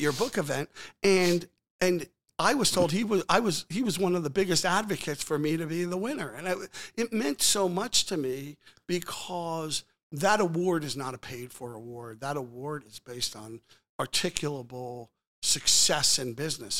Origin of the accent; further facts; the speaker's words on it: Old Bridge, New Jersey, United States; moved away; also born or lived in Philadelphia; I was born in Old Bridge, New Jersey